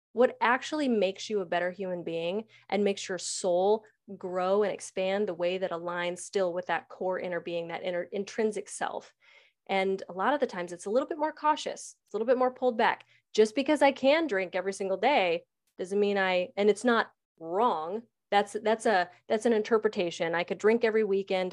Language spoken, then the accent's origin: English; United States; I'm an American